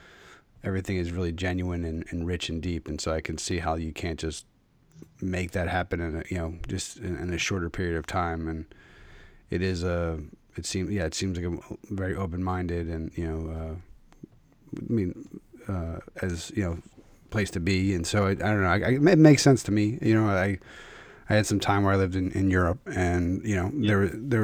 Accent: Philadelphia, Pennsylvania, United States; moved away as an adult; now in Connecticut, United States; I would still say I'm from Philadelphia

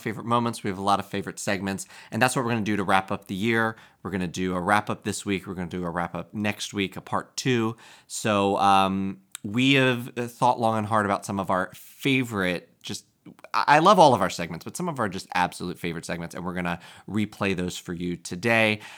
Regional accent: Lancaster, Pennsylvania, United States; moved away; I grew up in Lancaster, Pennsylvania

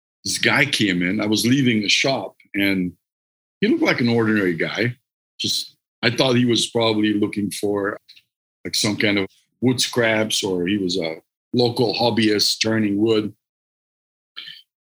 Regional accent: Hungary; English is a second language; moved away as an adult; now in United States; I'm Hungarian, so I'm not from this country. I grew up in Hungary

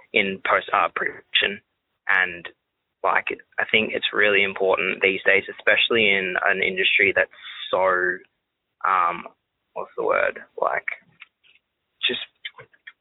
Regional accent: Australia; Especially being Australian.

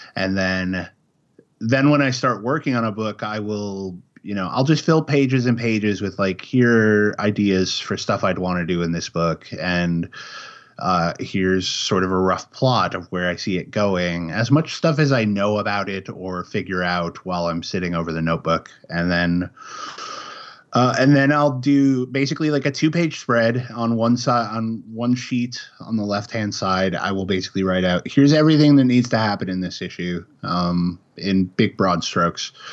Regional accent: Chicago, Illinois, United States; moved away as an adult; also born or lived in Kansas City, Missouri; now in Oregon, United States; I grew up in Chicago. I lived there for twenty-five years

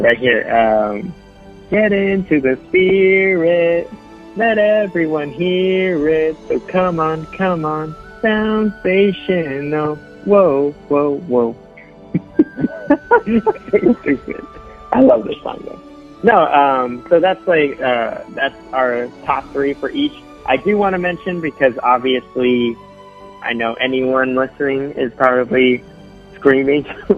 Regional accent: California, United States; when I was a kid growing up in California

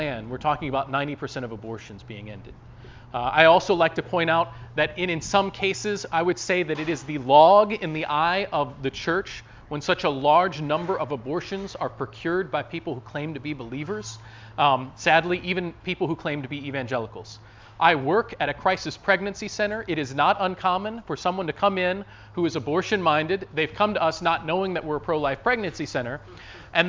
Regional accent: West Virginia, United States; now in Ohio, United States; my home state of West Virginia

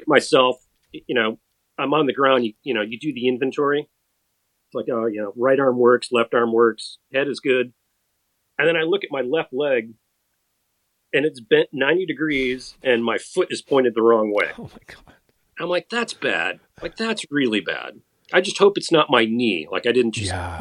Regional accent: Madison, Wisconsin, United States; I grew up in Madison, Wisconsin

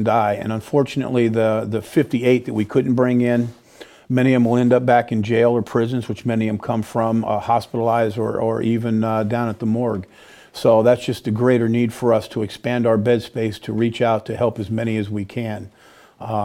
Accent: California, United States; moved away as an adult; now in Peoria, United States; I'm a Californian, right? And so I had to give up that warm sun to come out for these brutal winters

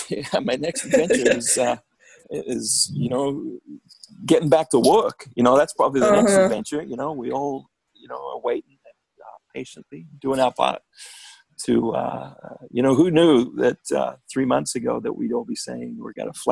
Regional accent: Australia; Yeah, I'm Australian. What can I say?

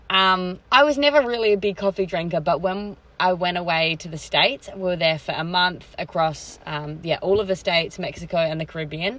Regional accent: Australia; I'm an Aussie girl

